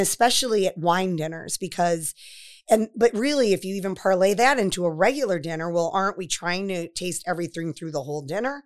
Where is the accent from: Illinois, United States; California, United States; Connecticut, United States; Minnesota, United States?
Connecticut, United States; Waterbury; moved away; also born or lived in Florida / Westerly, Rhode Island; I'm from Waterbury, Connecticut